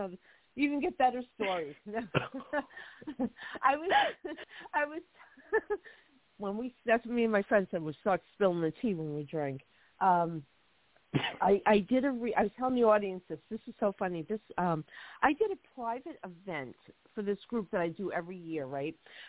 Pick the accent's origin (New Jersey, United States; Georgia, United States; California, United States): New Jersey, United States; Hoboken; born there; When I was a little girl, we moved to another town. I was born in Hoboken, and we moved out to another town.